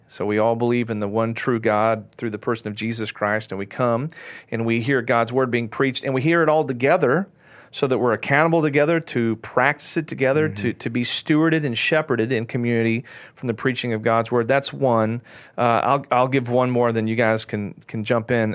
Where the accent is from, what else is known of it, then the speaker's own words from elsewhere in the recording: Texas, United States; I'm an American, I'm a Texan